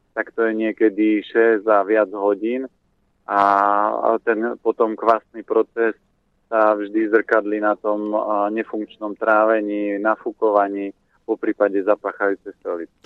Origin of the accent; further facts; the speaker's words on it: Orava, Žilina Region, Slovakia; pochádzam z Oravy